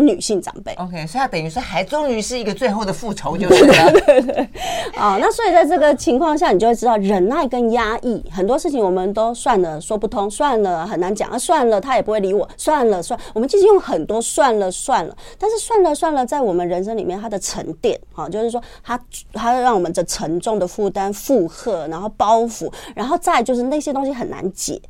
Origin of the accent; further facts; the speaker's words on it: Taiwan; 现在我们台湾人算方便